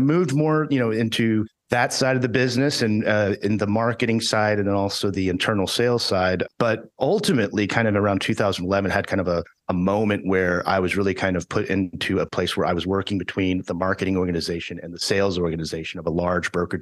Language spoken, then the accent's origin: English; Houston, Texas, United States; also born or lived in Dallas, Texas / Austin, Texas; I grew up in Houston, Texas